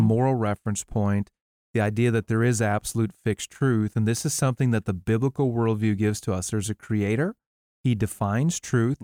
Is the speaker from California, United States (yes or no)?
no; Wisconsin, United States; my home state of Wisconsin. There's a place, uh, not far from where I grew up, Outagamie County